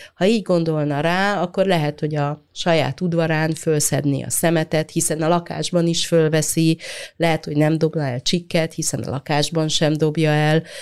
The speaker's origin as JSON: {"language": "Hungarian", "country": "Hungary", "tie": "born or raised there", "said": "mi ezekben a városokban nőttünk"}